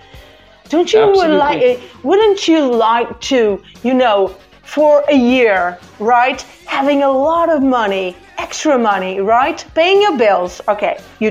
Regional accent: Barcelos, Norte, Portugal; first language Portuguese; English is a second language; now in Porto, Portugal; My city where I was born and grew up is called Barcelos, but I live in Porto.

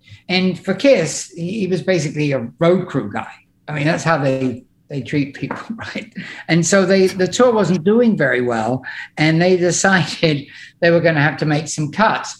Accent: England, United Kingdom; I'm English.

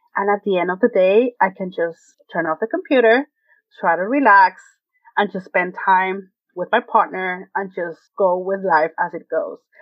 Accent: Venezuela; English is a second language; moved away as an adult; now in United States; I born and raised in Venezuela, South America, came to the United States 13 years ago for a graduate program at Parsons.

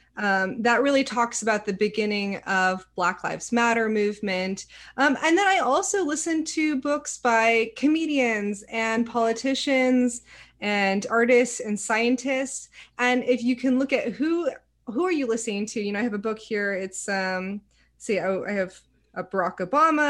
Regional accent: Silicon Valley, California, United States; moved away as an adult; also born or lived in Savannah, Georgia; because I grew up in the Silicon Valley, it was a very tech centric area.

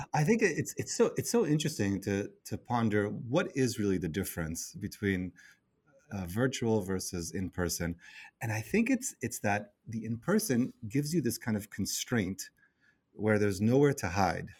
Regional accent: Israel; now in New York City, United States; I live in New York City, and I'm originally from Israel

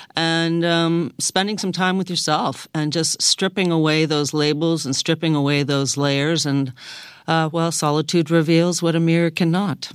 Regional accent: Toronto, Ontario, Canada; I was born in Toronto

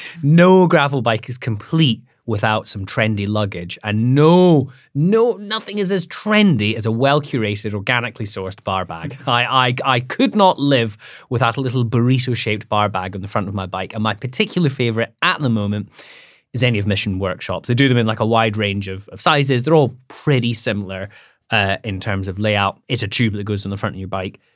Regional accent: Scotland, United Kingdom; I'm from Scotland

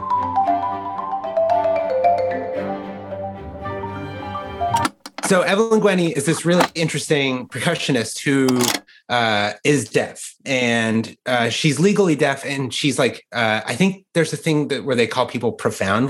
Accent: Colorado, United States; I grew up in Colorado

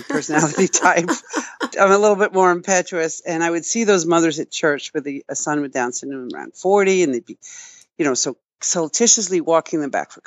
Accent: Long Island, New York, United States; I was born and raised on Long Island

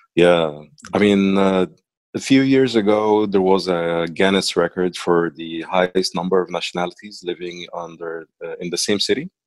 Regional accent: Cairo, Cairo Governorate, Egypt; accent: Egyptian; first language Arabic; English is a second language; moved away as an adult; now in United Arab Emirates; I'm from Egypt, mm-hmm. and um, I I grew up in Cairo

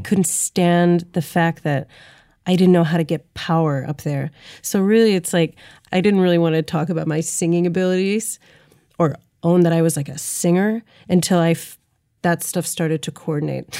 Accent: St. Louis, Missouri, United States; growing up in Saint Louis

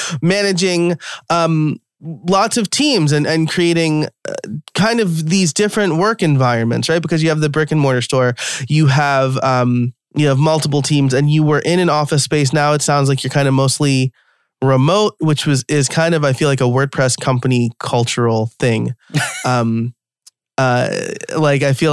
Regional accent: New York, United States; he like immediately pegged me as a New Yorker

